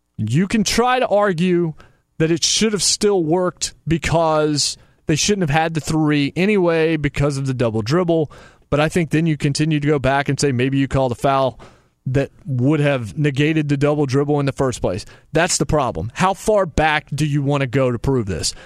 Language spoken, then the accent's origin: English; Virginia, United States; moved away; I grew up in Virginia and went to Virginia games as a child